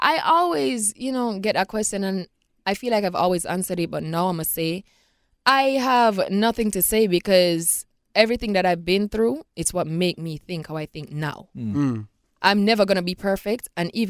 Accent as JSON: {"language": "English", "country": "Jamaica", "tie": "born or raised there", "said": "Jamaica. Absolutely. My hometown. Country."}